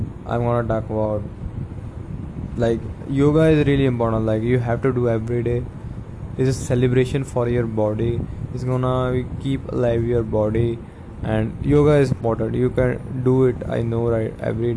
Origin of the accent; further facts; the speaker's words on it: India; Definitely I'm Indian, I'm really proud of it